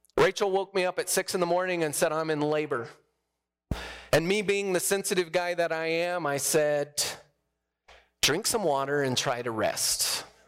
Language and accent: English; New Mexico, United States; moved away; I'm from New Mexico